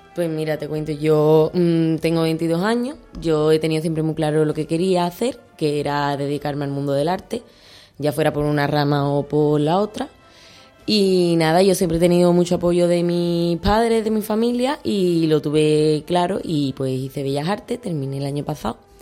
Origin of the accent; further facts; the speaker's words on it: Utrera, Andalusia, Spain; me siento muy apoyada por mi pueblo